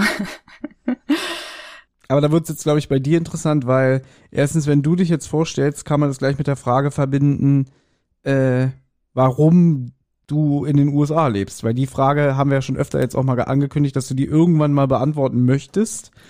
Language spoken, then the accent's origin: German; Berlin, Germany; ich bin in Berlin geboren und ich lebe immer noch in Berlin